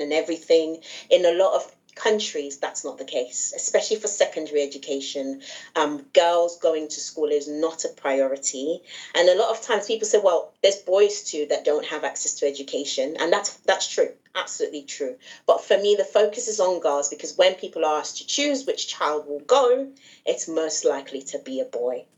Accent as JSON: {"language": "English", "region": "England", "country": "United Kingdom", "also_born_or_lived": "Nigeria", "said": "my mom's from Nigeria, yes. and my dad's British, but I say I'm I'm I'm from England and Nigeria"}